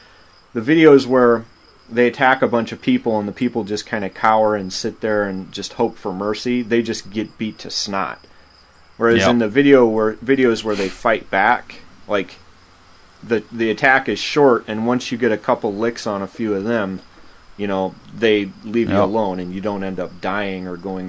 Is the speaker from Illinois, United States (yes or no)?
yes; Chicago, Illinois, United States; born there; So I lived in Chicago for 4 years. I was born in Chicago.